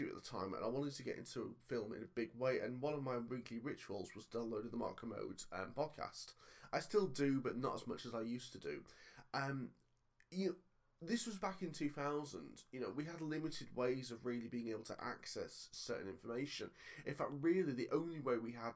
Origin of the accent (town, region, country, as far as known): Cockermouth, North West England, United Kingdom; born or raised there